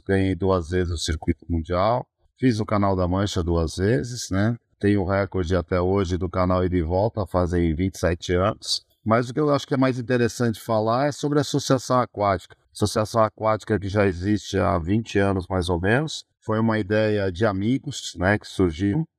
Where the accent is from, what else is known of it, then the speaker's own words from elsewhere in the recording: São Bernardo do Campo, São Paulo, Brazil; Eu sou do ABC, São Bernardo do Campo